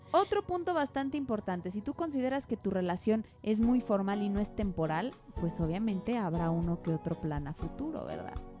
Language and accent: Spanish; Mexico; nosotros como buenas mexicanas